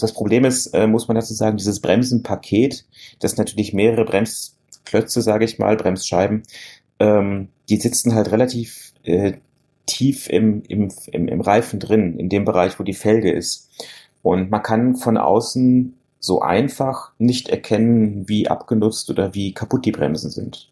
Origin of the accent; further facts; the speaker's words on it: North Rhine-Westphalia, Germany; bei uns in Westfalen